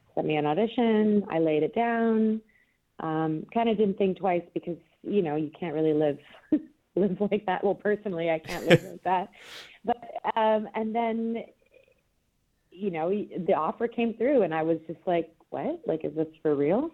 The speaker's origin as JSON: {"language": "English", "country": "Canada", "moved": "yes", "said": "I'm Canadian originally"}